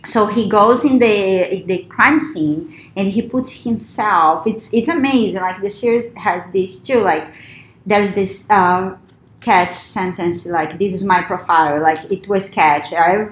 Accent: Brazil; English is a second language; moved away

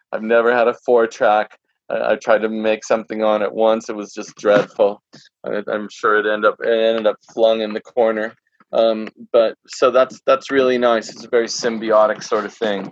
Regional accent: Santa Barbara, California, United States; growing up in Santa Barbara

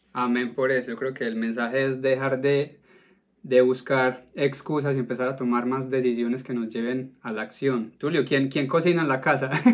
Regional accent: Colombia; now in United States; como, como colombiano

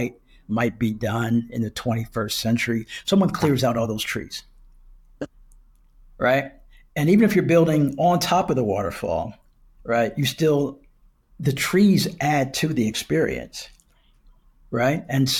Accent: Wilmington, Delaware, United States; I interned with the DuPont Company in my hometown of Wilmington, Delaware.

